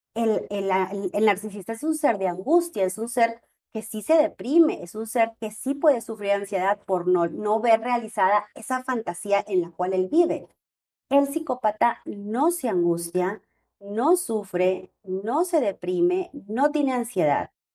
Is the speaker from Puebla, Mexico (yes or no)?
no; Monterrey, Nuevo León, Mexico; yo soy de Monterrey y estamos aquí en Guadalajara